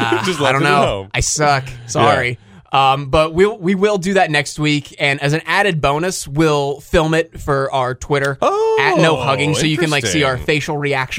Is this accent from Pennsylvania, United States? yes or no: yes; DuBois, Pennsylvania, United States; It was Du Bois Business College. And oh my God, that's where I'm from.